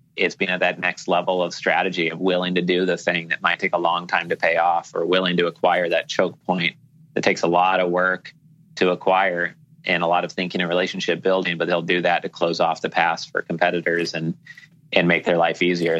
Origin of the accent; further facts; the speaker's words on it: Portland, Oregon, United States; moved away as an adult; now in Key Biscayne, United States; all my friends and family growing up in Portland, Oregon